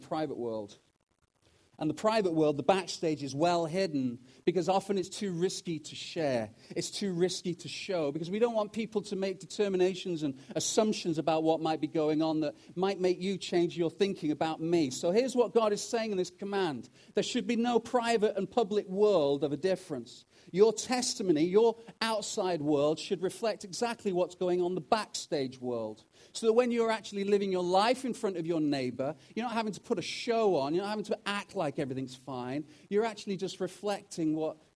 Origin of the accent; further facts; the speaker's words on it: United Kingdom; also born or lived in Wales; now in Canada; as a Brit who's also now Canadian